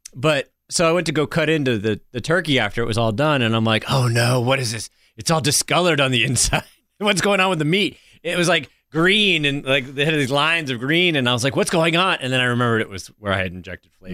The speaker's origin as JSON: {"language": "English", "region": "the South", "country": "United States", "said": "as a Southerner"}